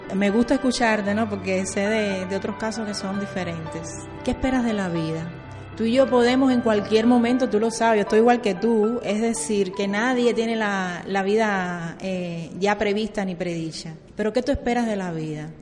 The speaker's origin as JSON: {"language": "Spanish", "region": "Santiago de Cuba", "country": "Cuba", "said": "somos los santiagueros y las santiagueras"}